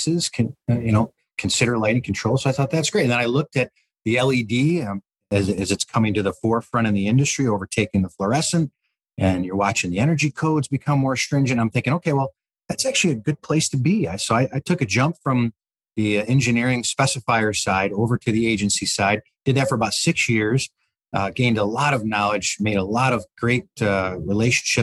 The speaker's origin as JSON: {"language": "English", "town": "Detroit", "region": "Michigan", "country": "United States", "tie": "born or raised there", "said": "I grew up in Detroit, Michigan, a little bit north, Troy, Bloomfield Hills, that kind of area"}